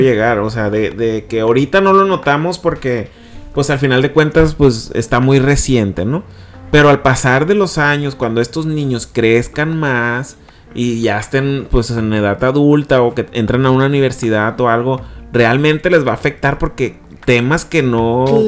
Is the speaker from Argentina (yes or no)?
no; Culiacán, Sinaloa, Mexico; moved away; yo soy de Culiacán